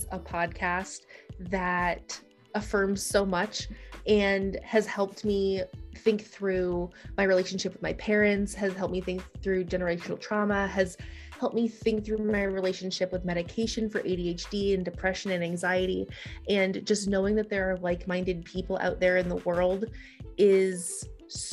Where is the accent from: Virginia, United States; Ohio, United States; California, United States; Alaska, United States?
Ohio, United States; moved away as an adult; also born or lived in Green Bay, Wisconsin; now in Washington, D.C., United States; I grew up in Ohio